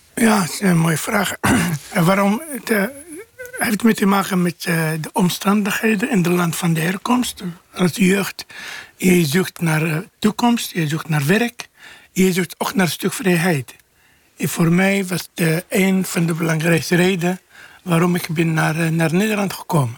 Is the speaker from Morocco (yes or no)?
yes; Morocco; Dutch is a second language; now in Netherlands; omdat we komen uit Marokko